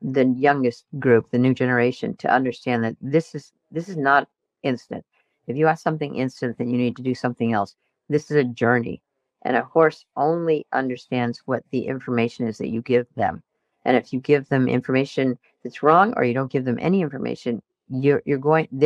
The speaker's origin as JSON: {"language": "English", "region": "New England", "country": "United States", "tie": "born or raised there", "said": "I grew up in New England"}